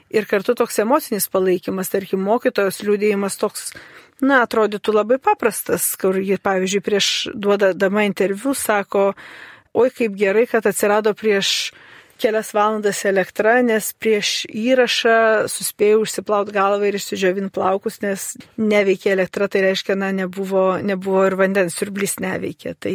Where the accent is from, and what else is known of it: Lithuania